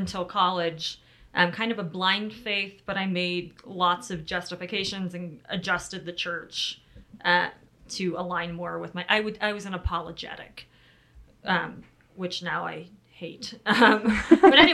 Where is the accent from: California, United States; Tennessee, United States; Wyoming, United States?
California, United States; I grew up in California to a very faithful, committed LDS family